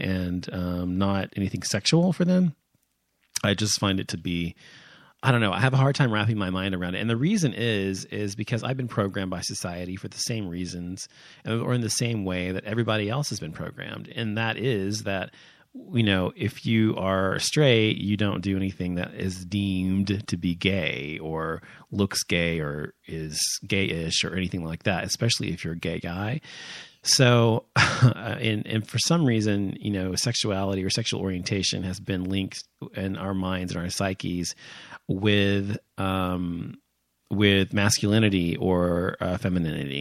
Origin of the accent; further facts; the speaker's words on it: United States; growing up in America, as I have